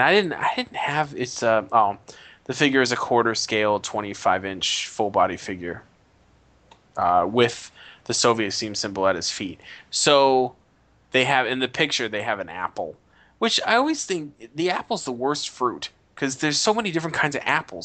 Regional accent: United States; as an American

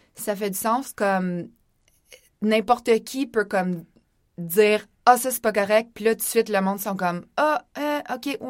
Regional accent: Laurentides, Quebec, Canada; j'ai grandi dans les Laurentides

